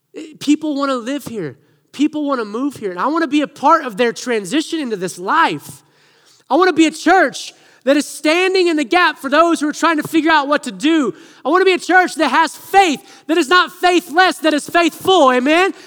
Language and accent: English; Siloam Springs, Arkansas, United States; moved away; I grew up in Arkansas